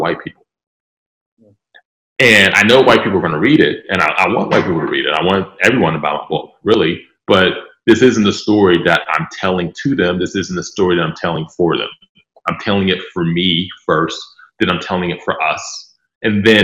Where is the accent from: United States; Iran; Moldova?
United States; Pittsburgh, Pennsylvania; I'm from Pittsburgh. I still live in Pittsburgh.